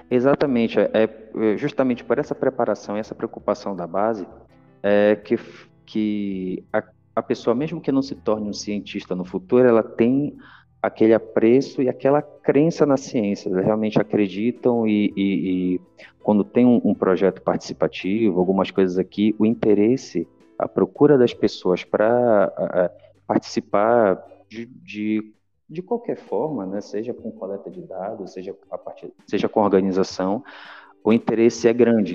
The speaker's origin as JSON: {"language": "Portuguese", "country": "Brazil", "said": "amo minha terra"}